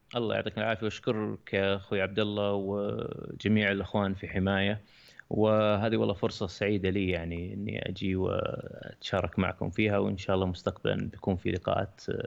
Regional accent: Saudi Arabia; عندنا في السعوديه

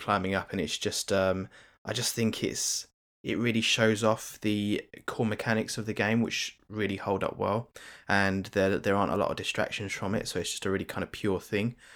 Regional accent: United Kingdom; as a Brit

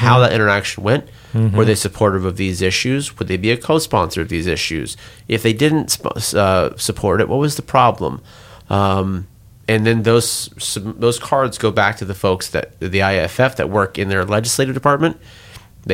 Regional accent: Portland, Oregon, United States; I'm from Portland, Oregon.

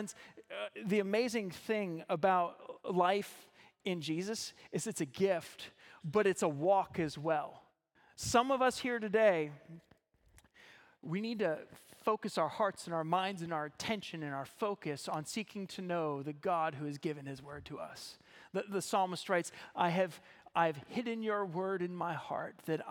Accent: Ohio, United States; moved away as an adult; now in Zeeland, Michigan, United States; I'm originally from Ohio

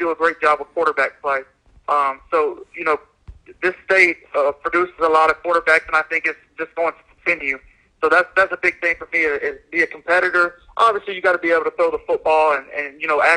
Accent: Tennessee, United States; growing up in Tennessee and coaching a couple of years in Tennessee

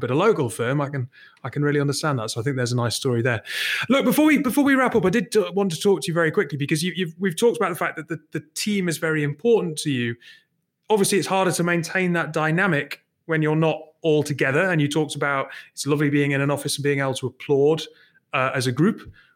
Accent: Newcastle upon Tyne, North East England, United Kingdom; I'm from Newcastle

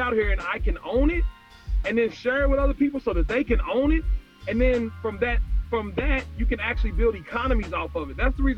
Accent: Kentucky, United States; I'm from Kentucky

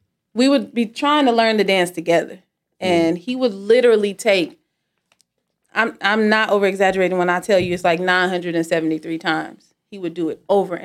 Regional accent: Las Vegas, Nevada, United States

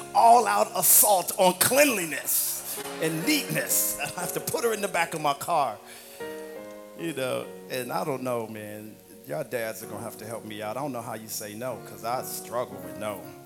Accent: Missouri, United States; moved away; In the Midwest where I grew up

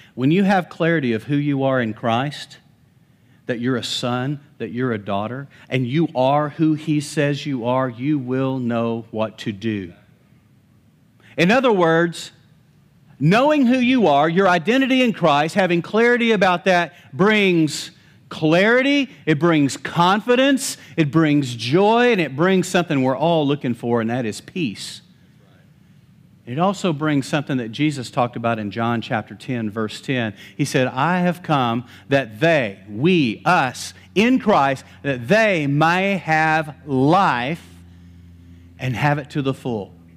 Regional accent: Lubbock, Texas, United States; also born or lived in Post, Texas; I was actually fifteen, we moved from Lubbock to Post

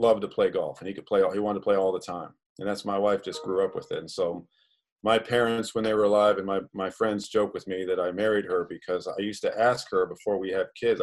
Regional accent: Gainesville, Florida, United States; I grew up in Gainesville. That was my hometown

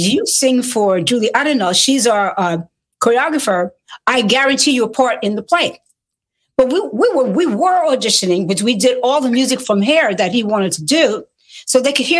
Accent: New York, United States; accent: New York; if I would lapse into my New York accent

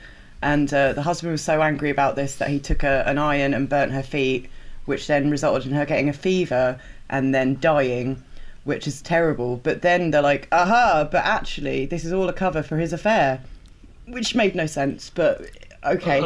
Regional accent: England, United Kingdom; I was super aware of being very English

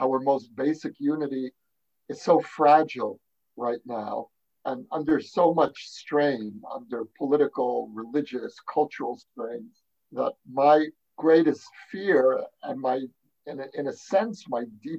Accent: New York City, New York, United States; now in Israel; Brooklyn, New York, Borough Park, if you've heard of it.

